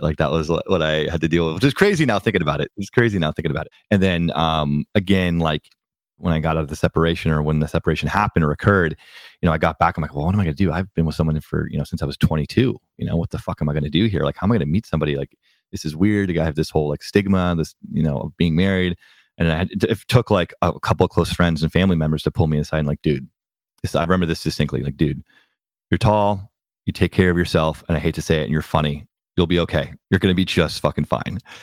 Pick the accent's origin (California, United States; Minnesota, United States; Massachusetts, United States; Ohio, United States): California, United States; Bay Area; also born or lived in New York; I was raised in the Bay Area